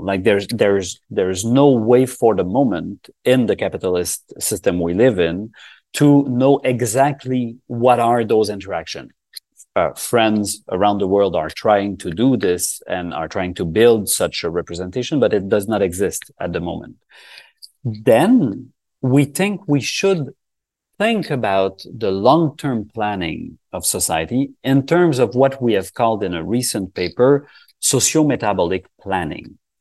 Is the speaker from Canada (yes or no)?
yes; Canada; we are from Canada